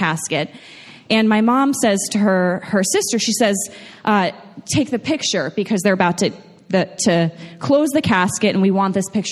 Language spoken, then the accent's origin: English; New York, United States; moved away; I'm originally from New York